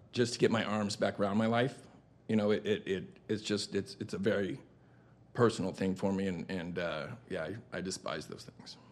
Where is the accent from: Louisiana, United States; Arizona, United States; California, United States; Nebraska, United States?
Arizona, United States; Tucson; born and raised in Tucson, Arizona.